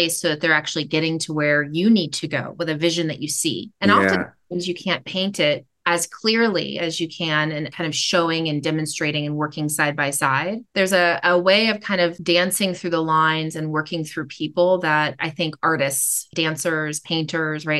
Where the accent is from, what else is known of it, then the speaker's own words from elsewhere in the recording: Sacramento, California, United States; also born or lived in Oakland, California; then we moved to Sacramento